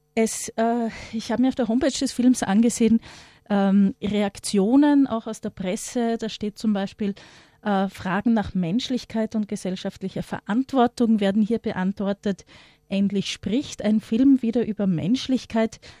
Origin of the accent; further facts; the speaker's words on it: Austria; Bei uns in Österreich